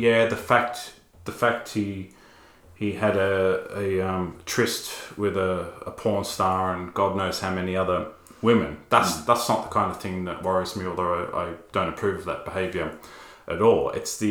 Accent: Australia; an Australian evangelical

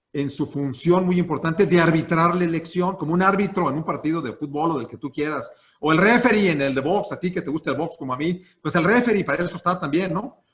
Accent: Celaya, Guanajuato, Mexico; moved away as an adult; now in Guanajuato, Mexico; Yo soy de Celaya, allá estuve pues, prácticamente toda mi infancia, allá fui a la universidad

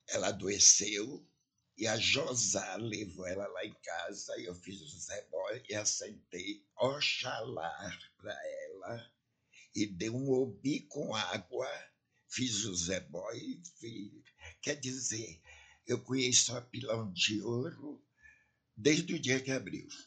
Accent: Ançã, Centro, Portugal; now in Brazil; Eu sou de Ançã.

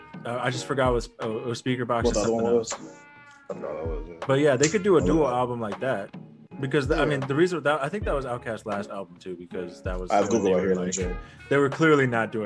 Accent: West Coast, United States; I'm from the West Coast.

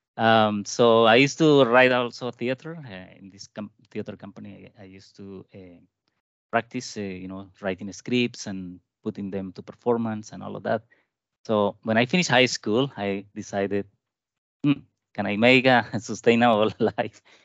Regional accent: Colombia; moved away as an adult; also born or lived in Japan / Canada; I was born in Colombia, and I did my bachelor degree in Colombia

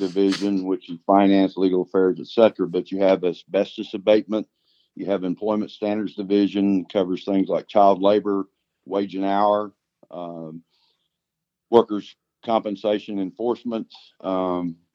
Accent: Oklahoma, United States; So I was born and raised in Oklahoma, except for the time that I've lived here my whole life, except for the time when I was in the Air Force.

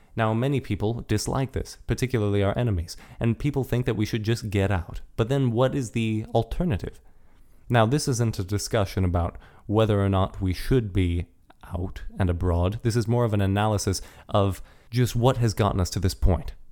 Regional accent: United States; We are American

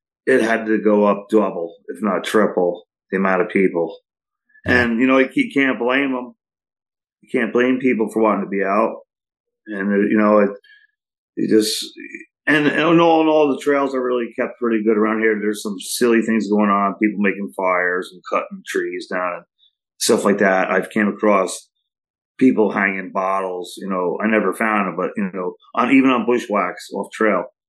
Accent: Saugerties, New York, United States; I live here in Saugerties right now, and I grew up here in Saugerties my whole life

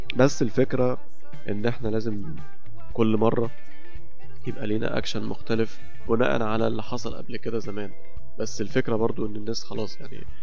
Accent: Egypt; احنا عندنا في مصر

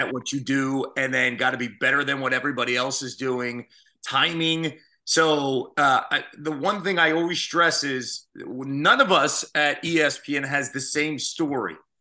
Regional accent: Phoenixville, Pennsylvania, United States; born or raised there; moved away as an adult; also born or lived in Philadelphia / Iowa

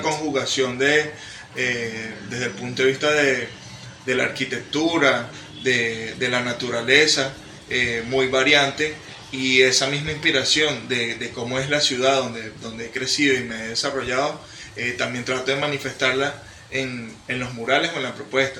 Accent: Venezuela; soy un joven venezolano

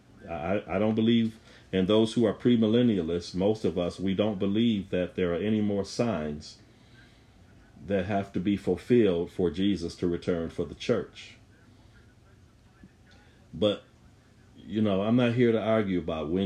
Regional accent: Buffalo, New York, United States; I'm from Buffalo

